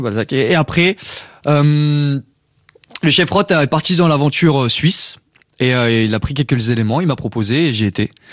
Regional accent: Paris suburbs, Île-de-France, France; J'ai grandi en banlieue parisienne

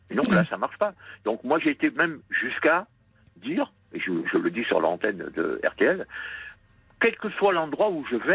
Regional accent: Réunion, France; même si je suis né en France, euh, j'ai vécu à la Réunion pendant 18 ans.

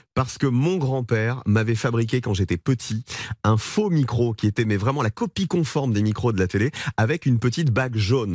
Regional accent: Provence-Alpes-Côte d'Azur, France; moved away; je viens de la Provence, je viens des montagnes, du soleil, euh, j'y retourne beaucoup, ma maman et ma grand-mère vivent toujours là-bas

